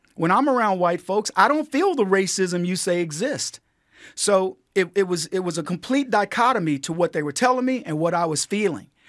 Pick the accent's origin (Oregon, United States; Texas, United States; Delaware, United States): Texas, United States; San Antonio; this little kid growing up in San Antonio